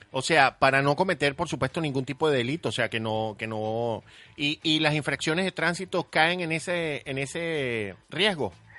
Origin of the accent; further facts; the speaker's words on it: Venezuela; nuestro país Venezuela